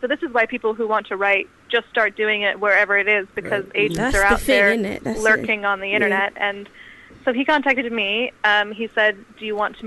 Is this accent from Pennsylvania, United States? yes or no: no; California, United States; moved away as an adult; also born or lived in London / United Kingdom; I was born in London, but I grew up in California